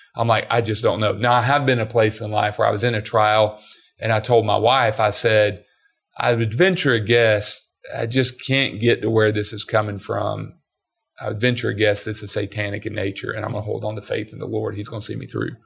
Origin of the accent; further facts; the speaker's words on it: Georgia, United States; growing up in Georgia